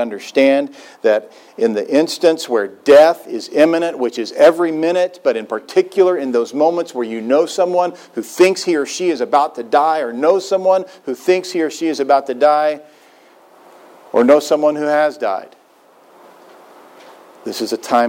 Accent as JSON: {"language": "English", "town": "Joppa", "region": "Missouri", "country": "United States", "tie": "born or raised there", "moved": "yes", "said": "my hometown, Joppa, Missouri"}